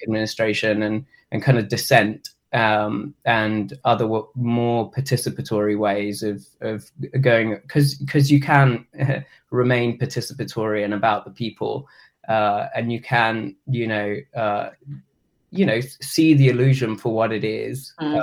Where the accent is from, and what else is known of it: England, United Kingdom; moved away as an adult; now in Asheville, United States